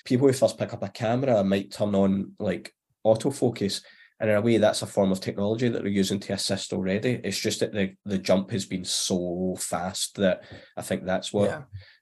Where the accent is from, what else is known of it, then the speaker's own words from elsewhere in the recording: Glasgow, Scotland, United Kingdom; I'm obviously Glasgow, Southside, but when I say Southside, it was like Govan, Cardonald, Pennalee. So I was a scheme lad, I guess. And I still kind of am. Like, I'm only maybe 10-15 minute walk from where I originally grew up